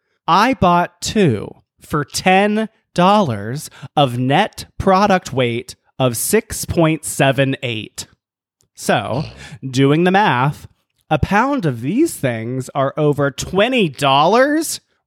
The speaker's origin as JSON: {"language": "English", "region": "the South", "country": "United States", "tie": "born or raised there", "said": "growing up gay in the South"}